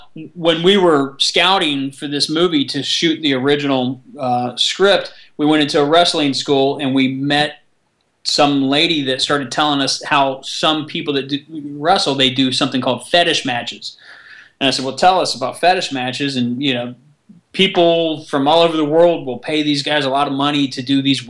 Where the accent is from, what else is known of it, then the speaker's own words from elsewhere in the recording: Orlando, Florida, United States; now in Toluca Lake, United States; premiere that in Orlando, which is my hometown